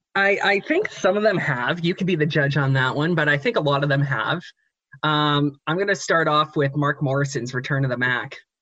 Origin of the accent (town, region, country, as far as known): Canada